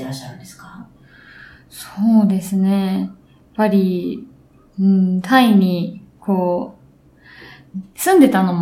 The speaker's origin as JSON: {"language": "Japanese", "country": "Japan", "first_language": "Japanese", "said": "母国語はやはり日本語なんですね私で一番そう"}